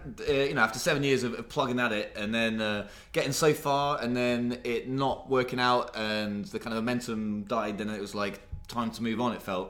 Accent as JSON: {"language": "English", "region": "England", "country": "United Kingdom", "moved": "yes", "lives_now": "Tokyo, Japan", "said": "we're all from England, but then we all met in Tokyo."}